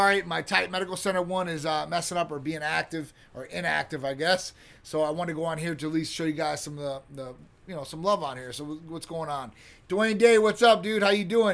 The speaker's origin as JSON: {"language": "English", "region": "Midwest", "country": "United States", "tie": "born or raised there", "moved": "yes", "lives_now": "Florida, United States", "said": "I grew up in the Midwest"}